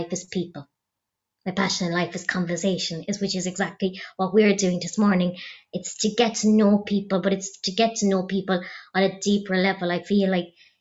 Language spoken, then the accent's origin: English; County Clare, Ireland; I'm originally from County Clare.